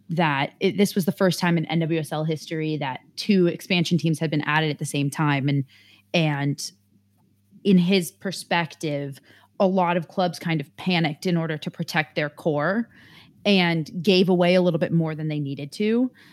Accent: San Francisco, California, United States; moved away; where I was from and where I am from in San Francisco

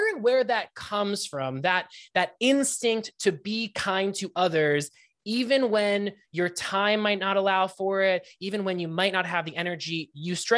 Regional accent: Pittsburgh, Pennsylvania, United States; moved away; I am from Pittsburgh, Pennsylvania

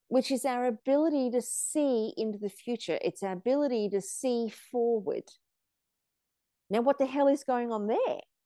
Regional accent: Australia; also born or lived in South Africa; when I was seven years old, we came from South Africa to Australia

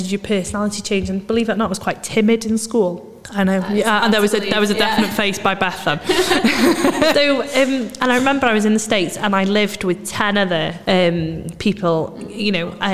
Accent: Anglesey, Wales, United Kingdom; moved away as an adult; also born or lived in Manchester; I moved back to Anglesey to home

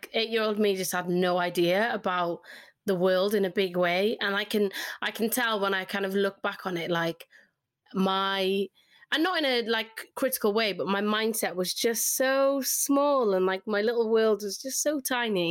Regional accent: Cardiff, Wales, United Kingdom; accent: Welsh twang; now in Greater Manchester, United Kingdom; I loved growing up in Cardiff

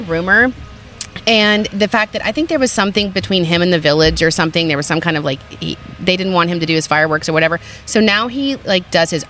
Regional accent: Texas, United States; moved away; also born or lived in Phoenix, Arizona; I'm from Texas.

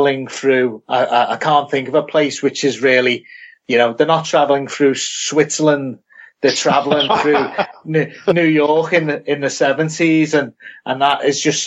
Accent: United Kingdom; from being British

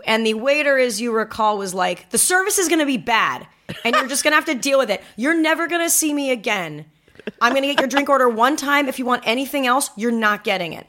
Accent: Manhattan Beach, California, United States; when I go home to Manhattan Beach, which is where I'm from, which is a beach

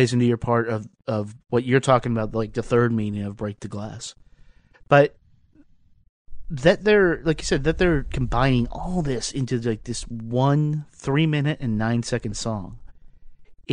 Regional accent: Lynchburg, Virginia, United States; I remember this is in Lynchburg City Schools. We went to the same schools.

